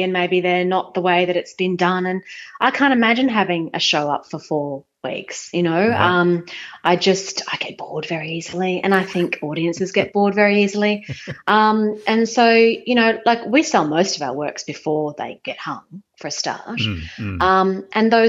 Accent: Brisbane, Queensland, Australia; moved away as an adult; also born or lived in Singapore; now in Sydney, Australia; I grew up in Brisbane

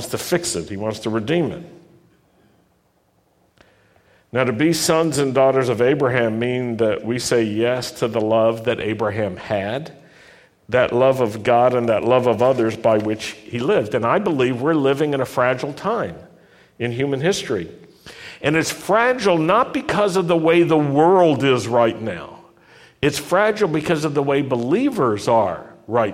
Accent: the South, United States; I grew up in the South. I know the South.

